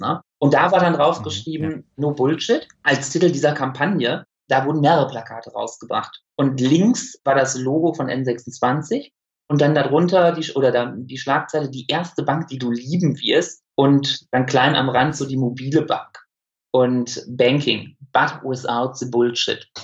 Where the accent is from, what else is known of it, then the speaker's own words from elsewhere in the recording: Münsterland, North Rhine-Westphalia, Germany; moved away as an adult; now in Essen, Germany; Ich, ich bin Münsterländer durch und durch